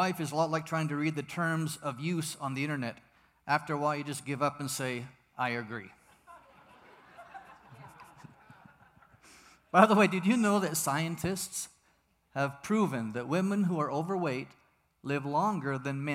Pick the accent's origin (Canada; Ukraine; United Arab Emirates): Canada; Vancouver, British Columbia; moved away as an adult; also born or lived in United States; now in Mexico; I'm originally from the Promised Land, Vancouver, British Columbia, where I was born and raised, a Canadian.